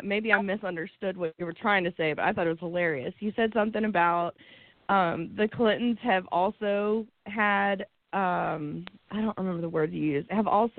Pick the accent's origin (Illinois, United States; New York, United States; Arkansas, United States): Arkansas, United States; now in Atlanta, United States; I grew up in Arkansas